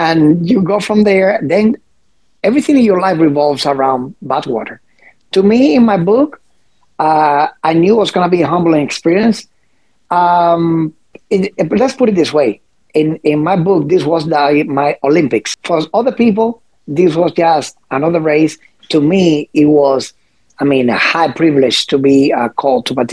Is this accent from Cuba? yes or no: yes; Cuba; now in United States; ever since I was a teenager, still living in Cuba